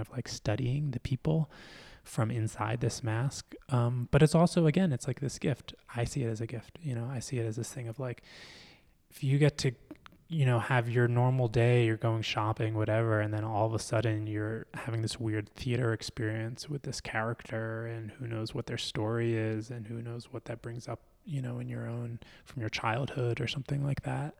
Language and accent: English; Philadelphia, Pennsylvania, United States; I grew up in Philly